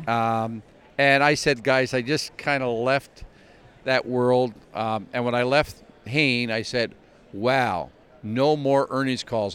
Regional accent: Glace Bay, Nova Scotia, Canada; moved away as an adult; now in New York City, United States; grew up in a little town called Glace Nova Scotia

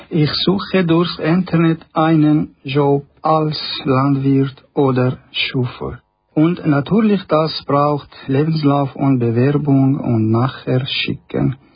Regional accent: Syria; German is a second language; now in Nussbaumen, Switzerland; Ich komme aus Syrien.

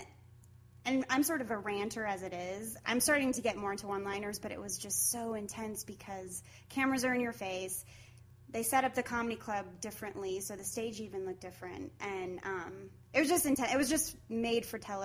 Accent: Pueblo, Colorado, United States; moved away as an adult; also born or lived in New York; now in Los Angeles, United States; I grew up in Pueblo, and I moved out of Pueblo, Colorado in 1999 to New York

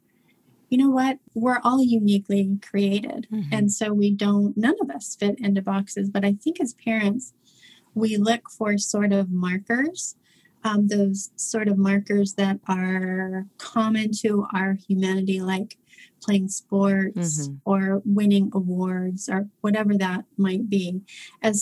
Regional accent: Oklahoma, United States; moved away as an adult; also born or lived in St. Louis, Missouri / Phoenix, Arizona; now in London, United Kingdom; I was actually born in St. Louis, raised in Oklahoma

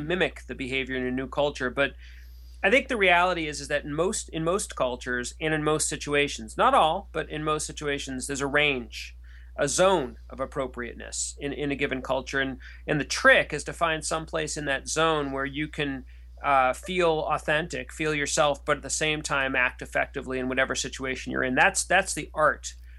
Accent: United States; also born or lived in France; as an American

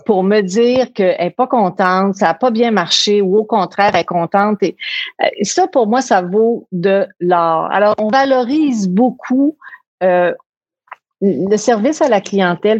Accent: Quebec City, Quebec, Canada; on était à Québec, on vivait à Québec, de Québec

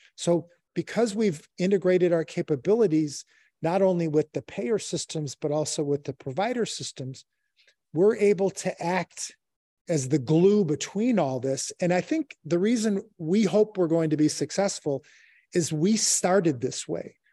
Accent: Chicago, Illinois, United States; I'm born and raised in Chicago

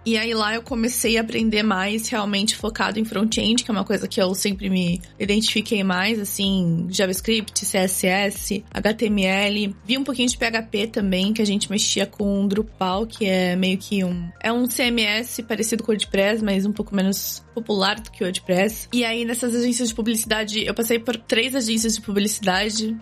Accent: São Vicente, São Paulo, Brazil; moved away as an adult; also born or lived in Santos, Brazil; now in Canada; eu sou natural de Santos, no litoral de São Paulo. Morei minha vida toda né, em São Vicente, estudei em Santos

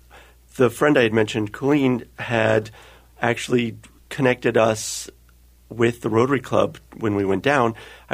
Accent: North Bay, California, United States; moved away as an adult; also born or lived in Oregon; now in Minnesota, United States; I grew up in California, in the North Bay, just north of San Francisco, and lived there all of my childhood

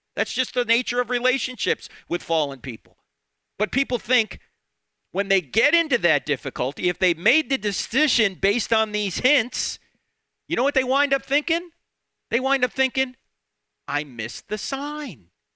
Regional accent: New Jersey, United States; moved away; I'm originally from New Jersey

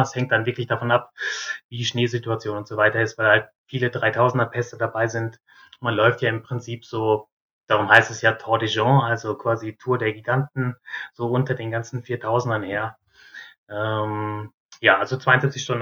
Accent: North Rhine-Westphalia, Germany; moved away as an adult; also born or lived in southern Germany; bei uns in Nordrhein-Westfalen

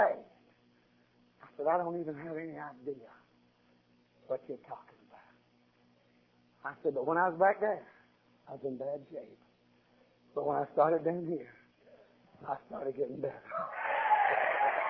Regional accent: United States; I was born in America

